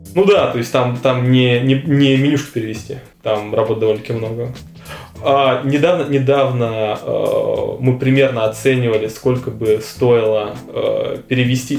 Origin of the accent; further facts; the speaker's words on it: Russia; мы из России